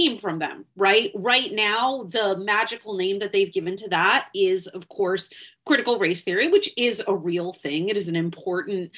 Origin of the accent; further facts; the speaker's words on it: Wisconsin, United States; Wisconsin, which by the way, happens to be my home state